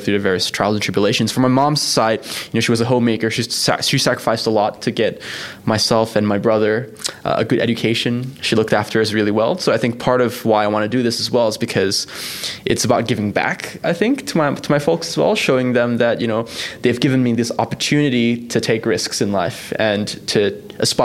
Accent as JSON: {"language": "English", "region": "Kuala Lumpur", "country": "Malaysia", "tie": "born or raised there", "moved": "as an adult", "lives_now": "Australia", "said": "I was born and bred in Malaysia. I grew up in Kuala Lumpur for 17 years before coming here to Australia."}